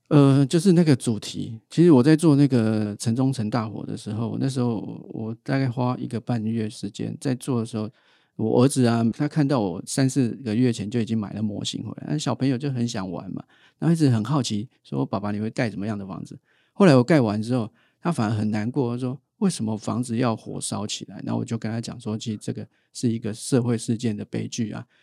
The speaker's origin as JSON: {"language": "Chinese", "region": "Taipei", "country": "Taiwan", "said": "我是台北人"}